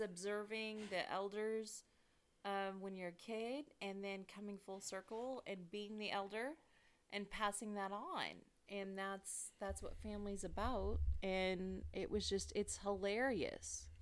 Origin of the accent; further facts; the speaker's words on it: California, United States; now in St. Louis, United States; I was raised driving in California